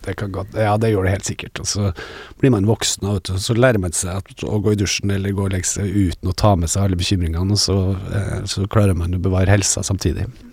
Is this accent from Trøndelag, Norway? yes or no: yes; Trøndelag, Norway; vi er jo trøndere